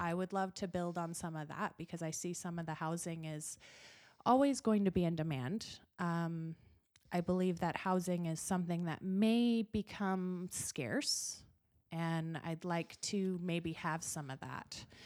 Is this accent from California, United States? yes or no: no; Gillette, Wyoming, United States; also born or lived in Utah; This is my hometown.